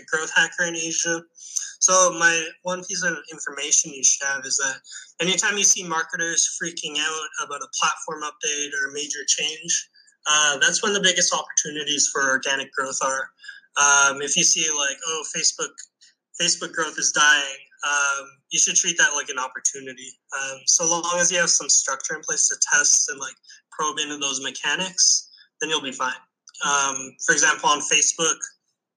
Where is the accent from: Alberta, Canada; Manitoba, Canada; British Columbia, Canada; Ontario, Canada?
Manitoba, Canada; Winnipeg; moved away as an adult; also born or lived in Shanghai, China; now in Thailand; Where I'm from, Winnipeg